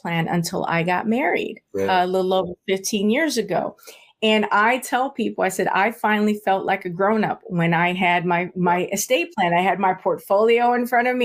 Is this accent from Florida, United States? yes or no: yes; South Florida, United States; moved away as an adult; also born or lived in San Juan, Puerto Rico; now in Maryland, United States; I was raised in South Florida